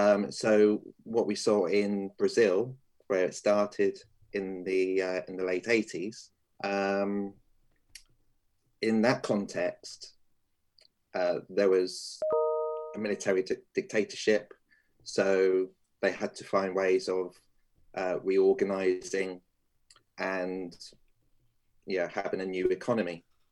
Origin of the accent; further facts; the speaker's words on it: Portsmouth, South East England, United Kingdom; born there; I was born in Portsmouth back in 1973. And I've actually only been living in Portsmouth since 2013